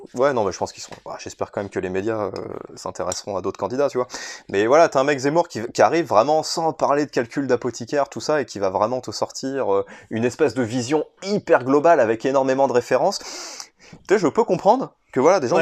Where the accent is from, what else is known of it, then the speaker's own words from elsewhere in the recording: France; en tant que Français